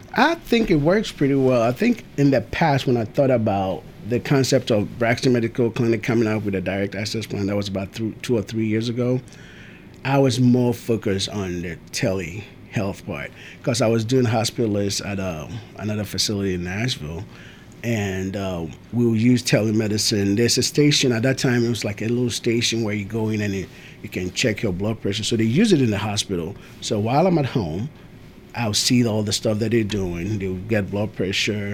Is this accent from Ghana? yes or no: yes; Ghana; also born or lived in Tennessee; now in Murfreesboro, United States; I am from Ghana. We moved here somewhere in 19 early 90s, I think 94, 95